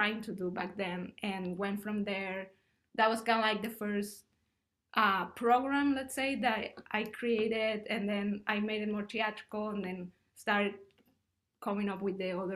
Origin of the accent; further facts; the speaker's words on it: Mexico; also born or lived in Ottawa, Canada; now in United States; I'm originally from Mexico